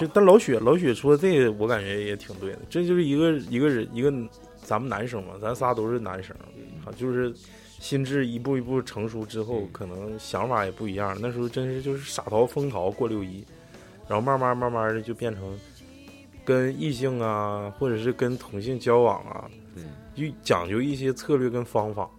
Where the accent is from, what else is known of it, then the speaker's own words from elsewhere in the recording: Northeast China, China; 因为我小时候冬天 东北冬天都得穿棉裤